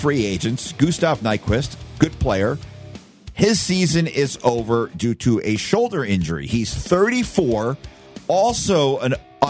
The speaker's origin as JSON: {"language": "English", "town": "Point Pleasant", "region": "New Jersey", "country": "United States", "tie": "born or raised there", "moved": "as an adult", "lives_now": "Las Vegas, United States", "said": "I grew up in Point Pleasant, New Jersey, which is the home of the original Jersey Mike's subs."}